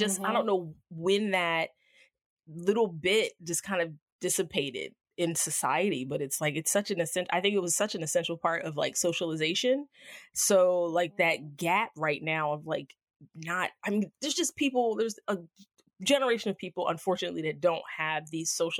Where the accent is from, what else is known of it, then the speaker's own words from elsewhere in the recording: New Jersey, United States; I grew up in South Jersey